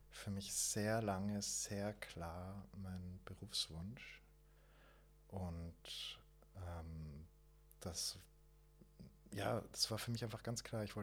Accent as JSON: {"language": "German", "area": "Waldviertel", "region": "Lower Austria", "country": "Austria", "said": "Bei uns im Waldviertel"}